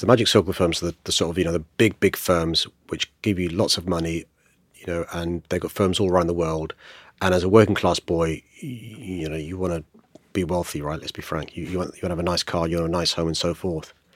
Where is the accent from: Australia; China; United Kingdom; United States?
United Kingdom; London; I was born in Saint George's Hospital in Tooting, uh, raised in a council estate up the road in Aylesfield